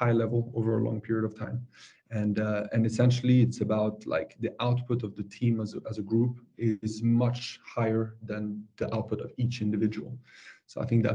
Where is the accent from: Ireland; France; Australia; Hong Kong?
France; moved away as an adult; now in Stockholm, Sweden; I'm born and raised in France. I've been living in Stockholm for 15 years